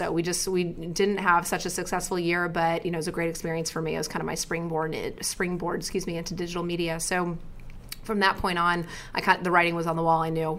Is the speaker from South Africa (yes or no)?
no; Houston, Texas, United States; also born or lived in Philadelphia, Pennsylvania; now in New York, United States; I'm from Houston, Texas, originally.